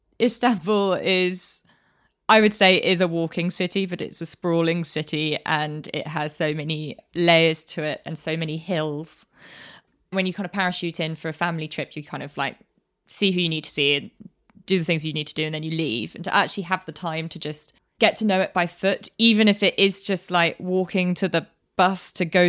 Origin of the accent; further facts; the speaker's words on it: United Kingdom; born there; Turkish enough that people just assume I'm Turkish, and then as soon as I open my mouth, I out myself as British born, and I can't speak Turkish.